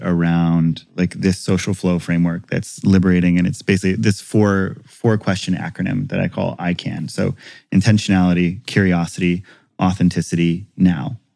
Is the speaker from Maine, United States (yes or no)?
no; Hawaii, United States; growing up in Hawaii